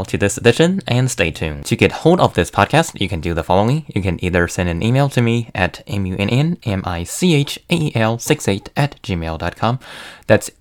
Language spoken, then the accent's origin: English; China; now in United States; I am from China.